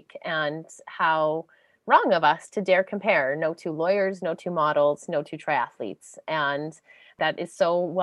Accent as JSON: {"language": "English", "town": "Aurora", "region": "Ontario", "country": "Canada", "tie": "born or raised there", "said": "I grew up in Ontario as well in a small town called Aurora"}